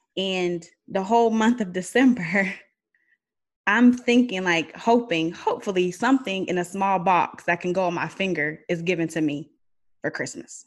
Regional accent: Aliquippa, Pennsylvania, United States; I'm from Aliquippa, which is outside of Pittsburgh

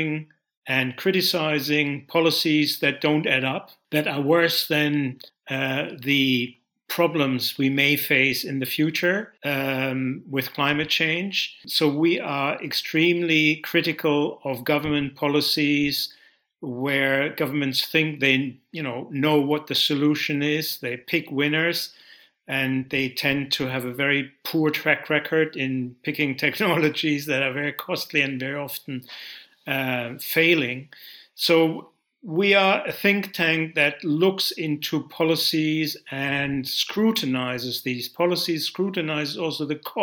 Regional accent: Germany; moved away as an adult; also born or lived in Britain; now in United Kingdom; I grew up in Germany.

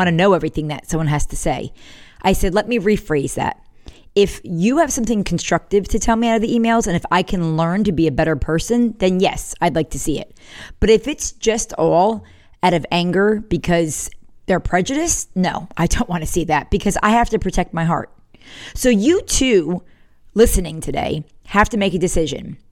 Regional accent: the North, Northern United States, United States; now in South Carolina, United States; I was from the North

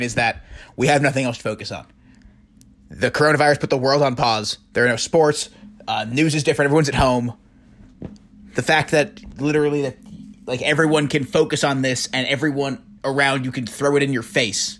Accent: New York City, New York, United States; I grew up on the Upper East Side of Manhattan, very wealthy

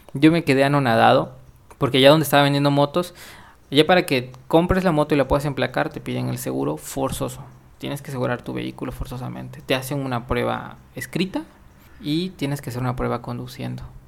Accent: Mexico; Como mexicano

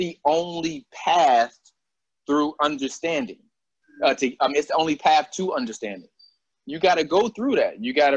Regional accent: Albany, New York, United States; moved away as an adult; growing up in Albany

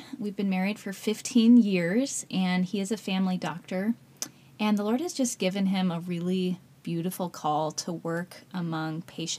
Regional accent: Colorado, United States; moved away as an adult; also born or lived in China; now in Columbus, United States; We are now in Columbus, Ohio, but I'm from Colorado.

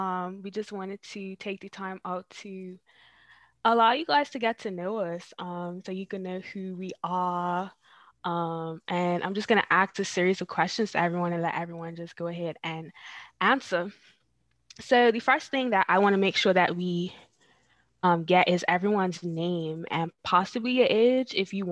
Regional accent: Devonshire Parish, Bermuda; now in Charlotte, United States; I am 21 years old. I am from Devonshire Parish, but I currently reside in Charlotte, North Carolina.

